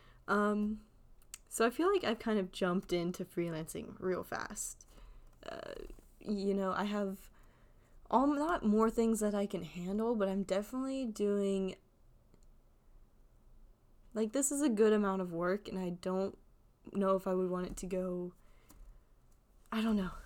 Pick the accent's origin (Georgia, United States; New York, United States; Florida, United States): Georgia, United States; Atlanta; also born or lived in Chicago; being from Atlanta